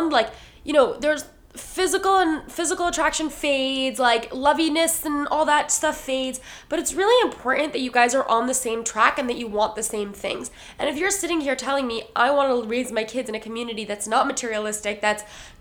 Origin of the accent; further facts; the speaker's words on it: United States; I'm from the New York, New Jersey community